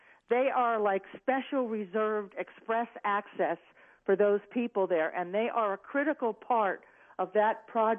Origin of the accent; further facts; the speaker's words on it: New Jersey, United States; moved away; I grew up in New Jersey.